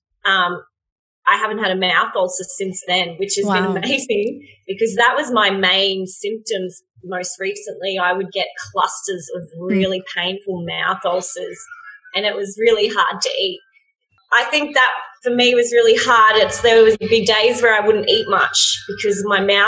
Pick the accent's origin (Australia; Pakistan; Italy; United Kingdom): Australia; in Australia, we have rugby union and rugby league